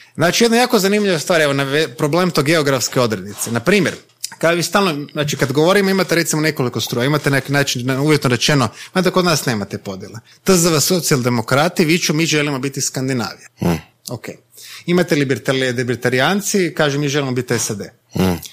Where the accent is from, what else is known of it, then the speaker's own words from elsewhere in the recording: Croatia; mi kao Hrvati, ne mislim kao Hrvati kao etnička nego geografska odrednica stanovnici ove države